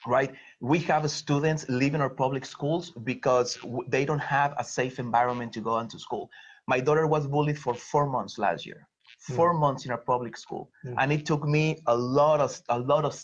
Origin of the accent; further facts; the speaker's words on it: Mexico; moved away as an adult; now in Philadelphia, United States; I was born and raised in Mexico. I came to the US almost 20 years ago, 18 years in Philly